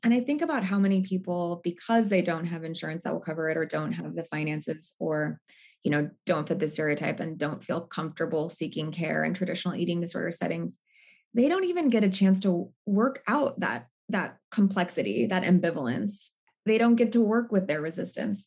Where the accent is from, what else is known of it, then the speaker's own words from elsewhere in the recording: Seattle, Washington, United States; now in Brooklyn, United States; I live in Brooklyn, New York. I'm originally from Seattle.